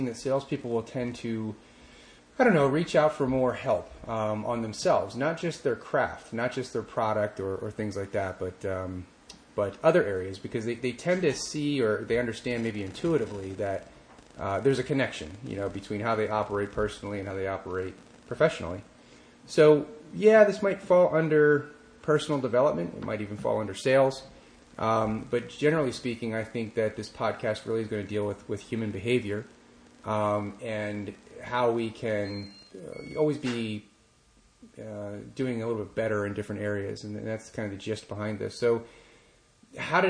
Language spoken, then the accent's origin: English; Pittsburgh, Pennsylvania, United States; I grew up in Pittsburgh